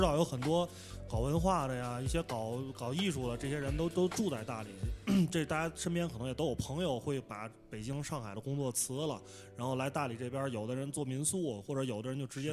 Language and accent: Chinese; Tianjin, China; moved away as an adult; now in Dali, China; 我是天津人